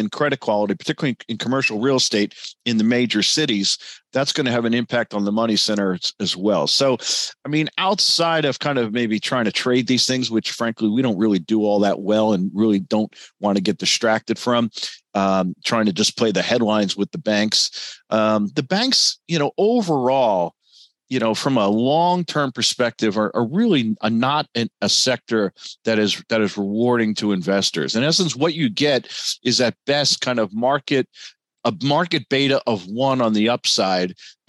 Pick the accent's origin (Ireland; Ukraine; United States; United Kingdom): United States; as an American